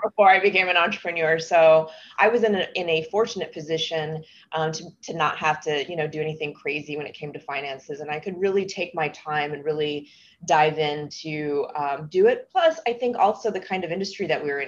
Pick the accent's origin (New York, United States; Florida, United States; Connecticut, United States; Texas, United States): Texas, United States; moved away; I'm originally from Texas